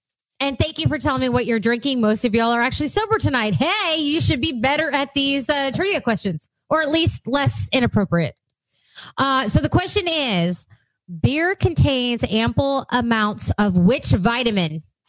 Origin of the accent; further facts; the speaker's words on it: Texas, United States; I've got cousins, like all my cousins live in Missouri for the most part. So, and we grew up in Texas.